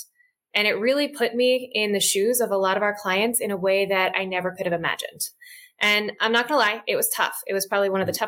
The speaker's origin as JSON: {"language": "English", "area": "outside of Philadelphia", "region": "Pennsylvania", "country": "United States", "tie": "born or raised there", "moved": "yes", "lives_now": "Washington, D.C. area, United States", "said": "I grew up outside of Philadelphia and I moved to the DC area"}